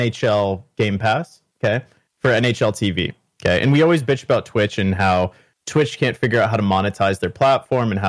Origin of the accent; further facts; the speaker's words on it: Canada; accent: Canadian; I'm a Canadian.